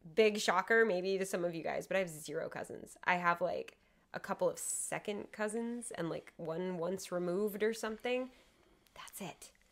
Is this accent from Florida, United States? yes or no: yes; near Miami, Florida, United States; I grew up in, near Miami